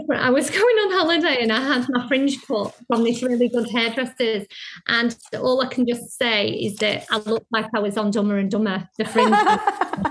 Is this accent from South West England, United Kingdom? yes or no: no; Blackpool, North West England, United Kingdom; moved away; I'm from Blackpool, so it's very seaside